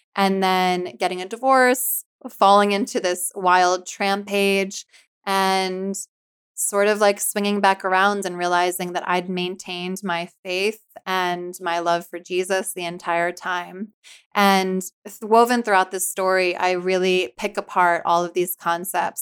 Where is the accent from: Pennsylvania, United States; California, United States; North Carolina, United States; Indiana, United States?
Pennsylvania, United States; Philadelphia; also born or lived in New Jersey; I'm from Philly